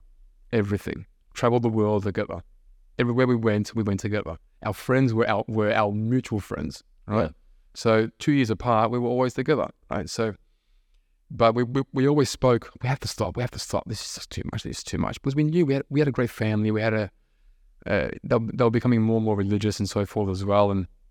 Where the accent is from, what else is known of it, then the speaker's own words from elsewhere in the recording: Melbourne, Victoria, Australia; I'm full Aussie, right?